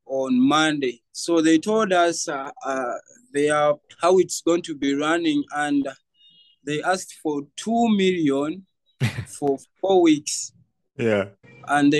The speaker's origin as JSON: {"language": "English", "town": "Kampala", "region": "Central Region", "country": "Uganda", "tie": "born or raised there", "said": "I grew up from Kasubi and I'm 21 years now"}